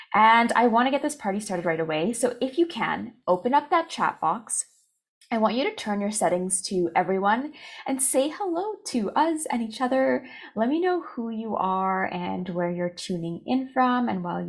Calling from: Calgary, Alberta, Canada; So I'm …, registered dietitian, and I'm tuning in from Calgary, Alberta, where the weather is very dull right now

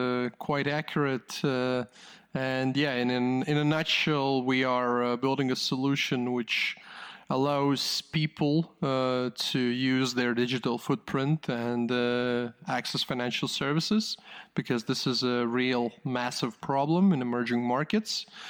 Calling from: Riga, Latvia; I am calling in from Riga, Latvia.

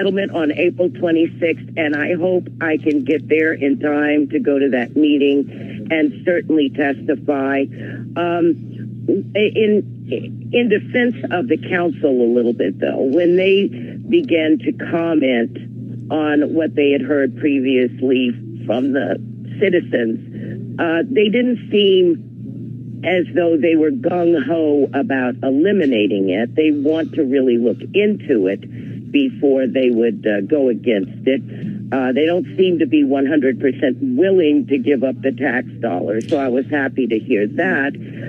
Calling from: Washington, District of Columbia, United States; At Washington, D.C.

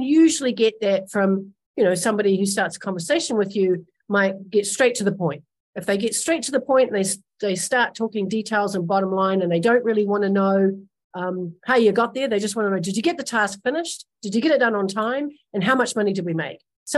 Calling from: Los Angeles, California, United States; I'm calling in from Los Angeles, California.

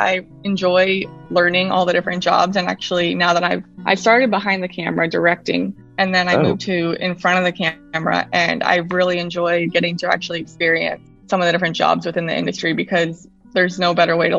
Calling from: Fort Lauderdale, Florida, United States; I am coming from sunny and hot South Florida, Fort Lauderdale.

